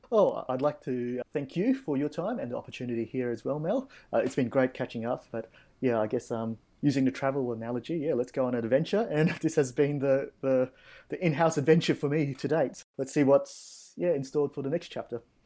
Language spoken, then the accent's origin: English; Australia; Aussie lifeguards, uh, we've probably got a pretty good reputation